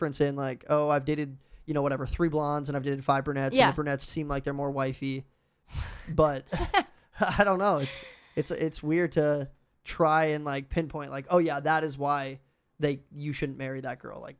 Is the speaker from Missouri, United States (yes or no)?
yes; Missouri, United States; No, I'm from Missouri, so.